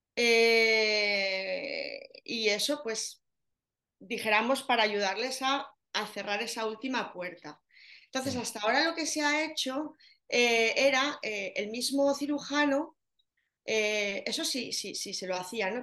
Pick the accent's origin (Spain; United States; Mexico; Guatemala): Spain; Zaragoza, Aragon; Yo soy de Zaragoza, lo notaréis en el acento